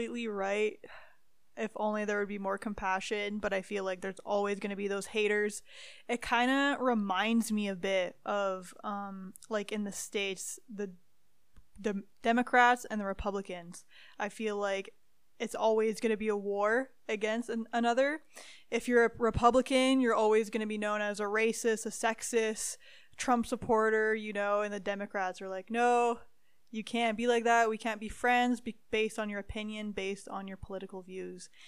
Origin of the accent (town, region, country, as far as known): Timmins, Ontario, Canada; born or raised there